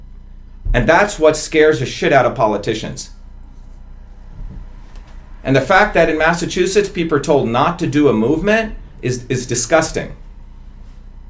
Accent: India; moved away; I'm the untouchable from India. You know, my people always had to do all the dirty work in India

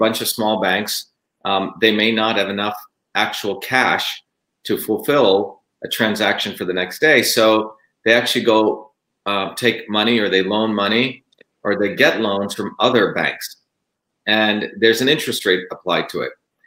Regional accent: New Jersey, United States; moved away; I grew up in Jersey

